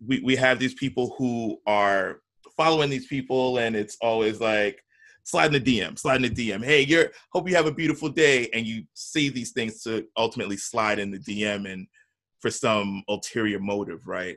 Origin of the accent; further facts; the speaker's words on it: New York, United States; I'm from New York